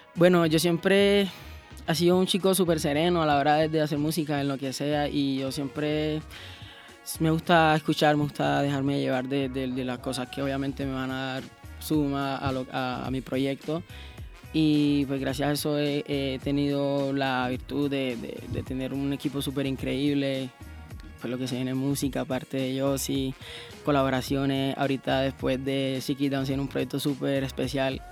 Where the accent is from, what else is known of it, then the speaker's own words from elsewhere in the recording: Cartagena, Bolívar, Colombia; yo soy de Cartagena, así que pues yo vengo de la costa